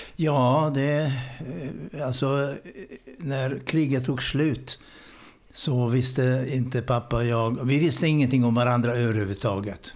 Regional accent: Budapest, Hungary; Swedish is a second language; moved away as an adult; now in Sweden; född ungrare. Bodde i mitt hemland i Budapest i 19 års tid

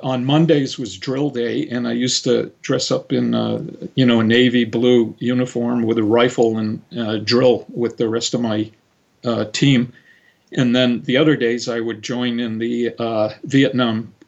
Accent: Cape Cod, Massachusetts, United States; moved away; also born or lived in San Francisco; on Cape Cod, where I grew up

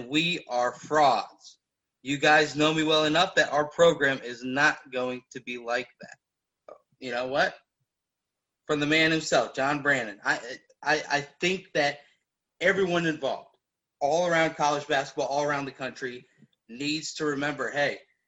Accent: Cincinnati, Ohio, United States; now in Indianapolis, United States; I was born in Cincinnati, raised in Cincinnati, moved to Indianapolis

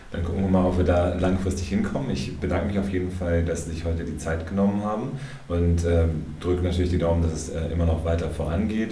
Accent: Hamburg, Germany; now in Frankfurt, Germany; als Hamburger

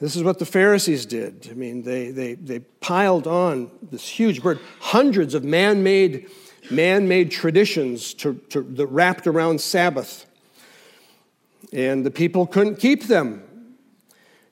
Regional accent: United States; we, as American Christians

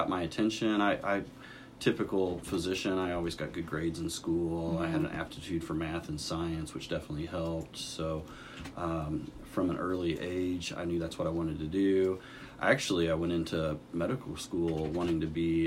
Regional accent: Lamar, Missouri, United States; also born or lived in Springfield, Missouri / Columbia, Missouri / St. Louis, Missouri; now in Rolla, United States; I grew up in Lamar, Missouri. I've been in Missouri most of my life

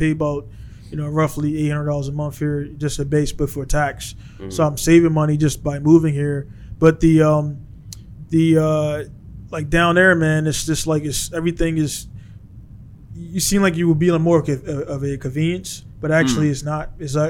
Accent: United States; I'm an American guy, prior military, honorable discharge

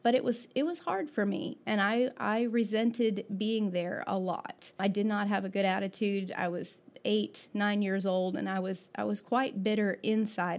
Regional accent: Florida, United States; I was born in Florida

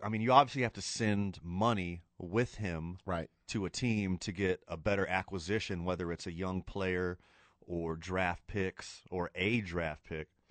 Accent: Houston, Texas, United States; now in Albuquerque, United States; I'm from Houston

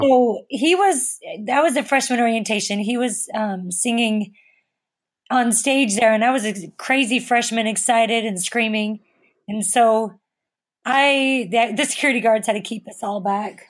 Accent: Missouri, United States; moved away; also born or lived in Utah; I grew up in Missouri too

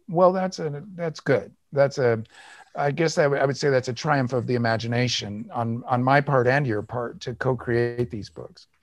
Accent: United States; I'm white, I'm American, I'm male

